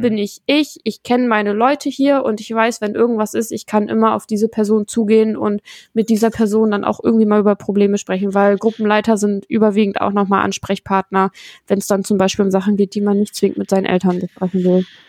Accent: Lower Saxony, Germany; wir kommen alle aus Niedersachsen

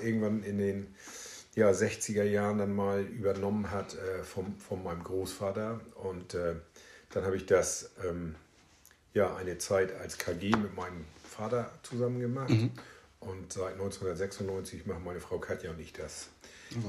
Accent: Meldorf, Schleswig-Holstein, Germany; also born or lived in Augsburg; Also tatsächlich auch in Meldorf geboren

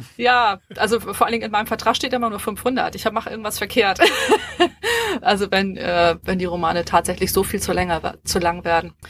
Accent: Hamburg, Germany; Ich bin, ich bin Hamburgerin und, ähm, hab auch in Hamburg studiert

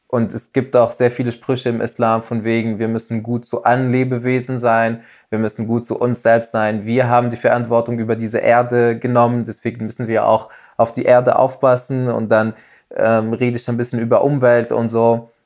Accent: Tunisia; Also es ist bei uns in Tunesien ganz normal

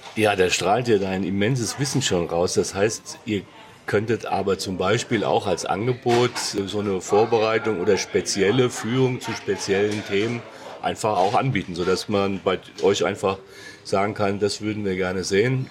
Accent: Hesse, Germany; ich bin gebürtiger Hesse, es gibt kein R in der Sprache bei uns

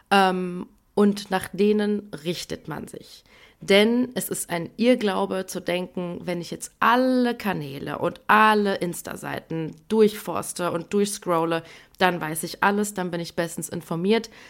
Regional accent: Iran; Deswegen haben wir recherchiert, wie man generell, aber vor allem jetzt auch momentan als Iranerin ähm, gerade mit all diesen schrecklichen Nachrichten und vor allem auch Bildern umgeht.

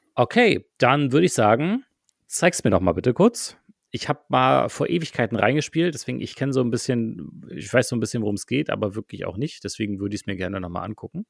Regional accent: Germany; bei uns in Deutschland

